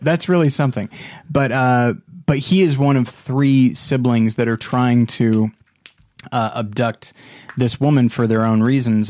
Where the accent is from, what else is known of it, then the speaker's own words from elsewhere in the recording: Taft, California, United States; my hometown of Taft, California